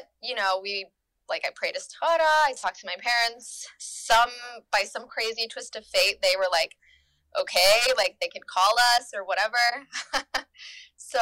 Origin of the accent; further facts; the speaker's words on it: North Carolina, United States; moved away as an adult; also born or lived in Germany; I'm from North Carolina, like I grew up in North Carolina